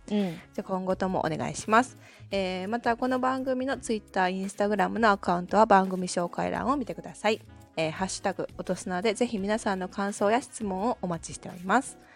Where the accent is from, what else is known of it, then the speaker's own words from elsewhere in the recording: Kansai, Japan; むしろ私は関西人ですっていうのをこうもろに出してると思う。